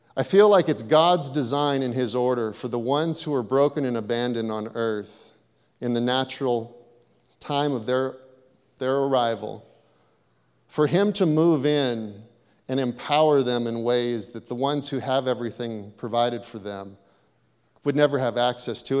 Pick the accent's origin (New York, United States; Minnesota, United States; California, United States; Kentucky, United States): California, United States; Hayward; I grew up in Hayward. I grew up in a tough part of Hayward